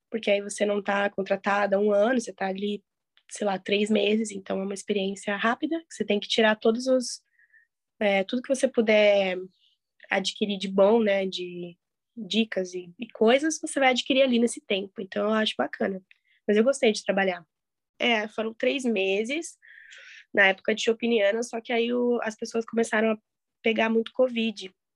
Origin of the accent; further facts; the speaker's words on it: Curitiba, Paraná, Brazil; moved away as an adult; now in São Paulo, Brazil; eu sou de Curitiba